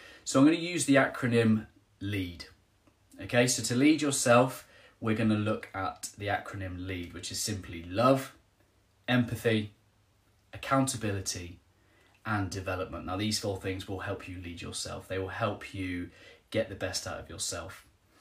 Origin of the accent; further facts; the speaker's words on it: Trowbridge, South West England, United Kingdom; I'm from Trowbridge, just down the road from Helen